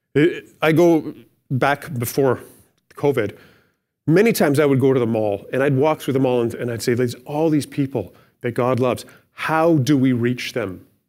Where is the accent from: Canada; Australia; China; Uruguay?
Canada; we're good Canadian citizens